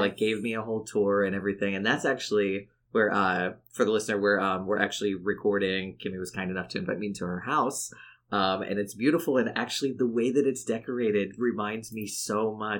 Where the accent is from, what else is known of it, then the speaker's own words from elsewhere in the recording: McKeesport, Pennsylvania, United States; moved away; also born or lived in Philadelphia; I'm from Pittsburgh originally